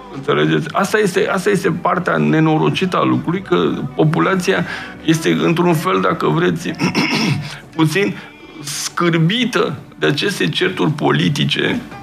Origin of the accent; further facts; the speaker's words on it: Romania; ca român simt uh, ceea ce am, aș, aș putea spune, uh, am un sentiment așa de patriotism, adică că uh, aparțin unei țări și unui popor